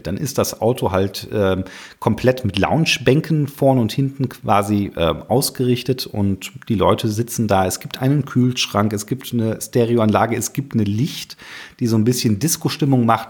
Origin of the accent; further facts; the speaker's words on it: Cologne area, North Rhine-Westphalia, Germany; ich komme hier aus dem Rheinland, Kölner Raum